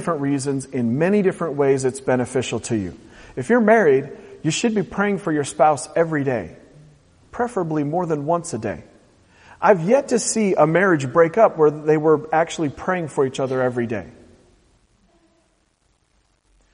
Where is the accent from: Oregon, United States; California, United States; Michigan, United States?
Oregon, United States; Portland; the people that I grew up with in Portland, Oregon